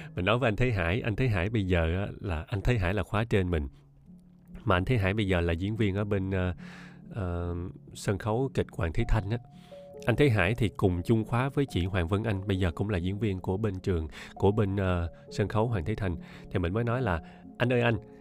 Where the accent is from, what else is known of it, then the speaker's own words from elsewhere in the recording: Ho Chi Minh City, Vietnam; accent: standard Saigon; hộ khẩu của mình là ở Sài Gòn mà mình sinh ra ở đây luôn ba mẹ mình cũng sinh ra ở đây luôn thì chắc chắn là giọng mình phải chuẩn Sài Gòn rồi